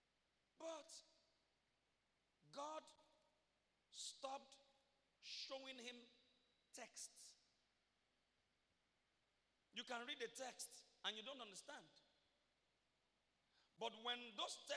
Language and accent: English; Ibaropa, Akoko, Ondo, Nigeria; I'm from Iboropa, Koko, Ondo State, Nigeria